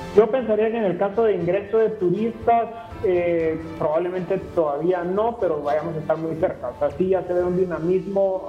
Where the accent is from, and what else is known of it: Guatemala